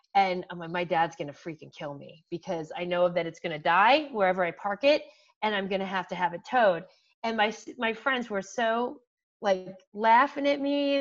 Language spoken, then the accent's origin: English; Canton, Ohio, United States; a local school Malone University which is in my hometown